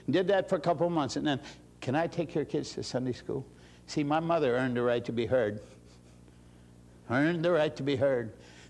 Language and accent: English; Indiana, United States; moved away; my hometown, Indiana